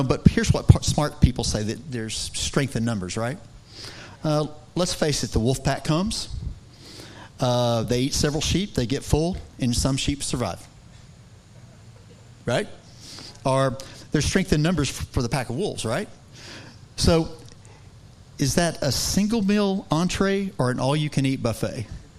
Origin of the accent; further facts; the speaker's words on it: Texas, United States; I don't know a whole lot about sheep. Okay, even though I'm from West Texas